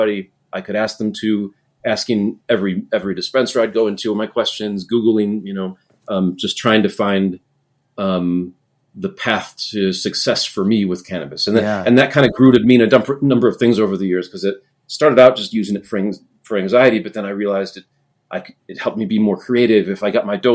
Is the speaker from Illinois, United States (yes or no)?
yes; Chicago, Illinois, United States; also born or lived in Los Angeles, United States; now in Colorado, United States; I grew up in Chicago.